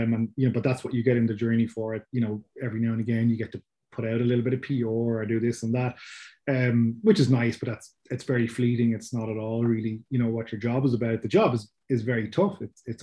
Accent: Dublin, Leinster, Ireland; people can tell from my accent. I'm from Ireland, so from Dublin in Ireland.

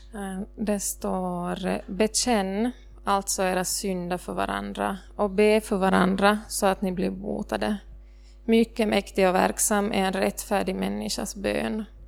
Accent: Ostrobothnia, Finland; som österbottning

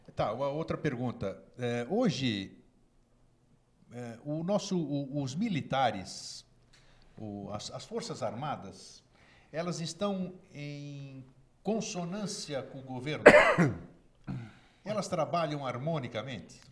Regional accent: Brazil; also born or lived in Greece (ancestry)

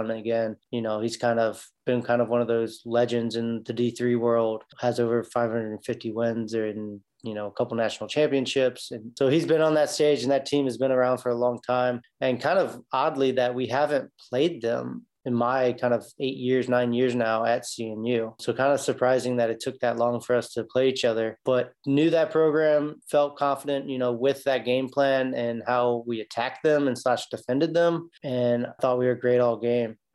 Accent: Newport News, Virginia, United States; I basically have lived my whole life in Newport News, Virginia. Went away for four years in college. I went to Methodist University down in Fayetteville, North Carolina, and then played there, played four years there, graduated with an accounting degree, came back to Newport News

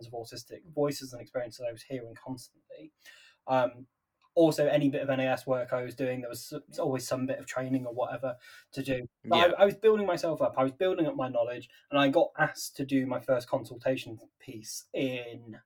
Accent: Nottingham, East Midlands, United Kingdom; I'm from Nottingham

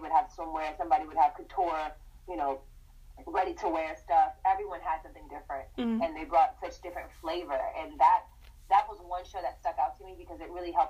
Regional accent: Northern Virginia, United States; moved away as an adult; I grew up in Northern Virginia

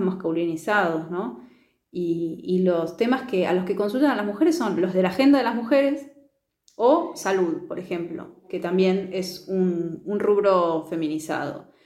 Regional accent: Neuquén, Argentina; yo soy de Neuquén

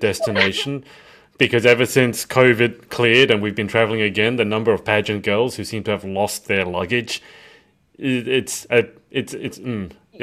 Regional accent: Australia; as an Aussie

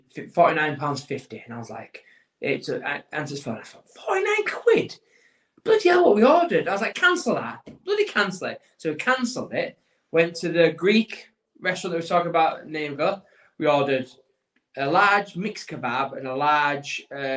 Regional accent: England, United Kingdom; As an Englishman

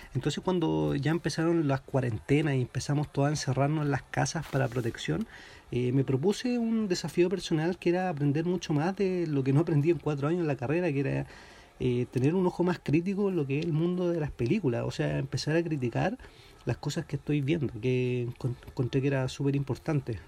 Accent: Talca, Maule, Chile; now in Santiago, Chile; yo soy de Talca

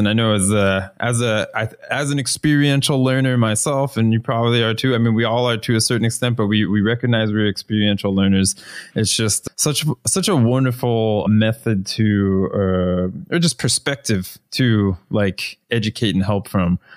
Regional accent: Florida, United States; moved away; I'm originally from the United States. I'm from Florida, which is about one of the flattest places

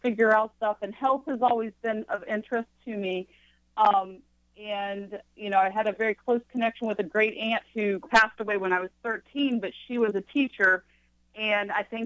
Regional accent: Mineral Wells, West Virginia, United States; moved away as an adult; also born or lived in Charleston, West Virginia / Pittsburgh / Cleveland / Kentucky; now in Athens, United States; I grew up, I was born in Charleston, West Virginia, the state capital, and my family, we ended up migrating north to Parkersburg area, and I grew up in Mineral Wells

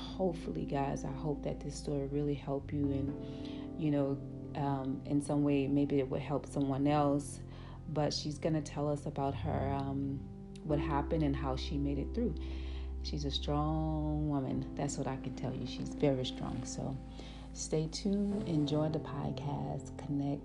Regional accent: New Orleans, Louisiana, United States; I'm from the Ninth Ward and the Florida Project, like one of the worst projects in New Orleans. I was also born and raised there.

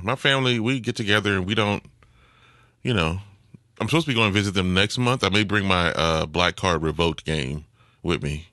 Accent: New Orleans, Louisiana, United States; I'm from New Orleans

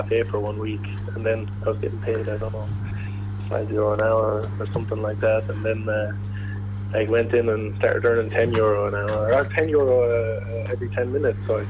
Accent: Moate, Westmeath, Ireland; also born or lived in Berlin, Germany; now in Zurich, Switzerland; I'm from Moat, the fine metropolis of Moat.

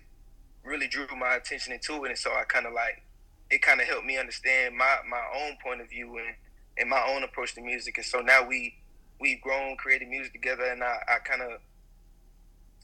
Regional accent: Atlanta, Georgia, United States; I'm from Atlanta, the east side of Atlanta

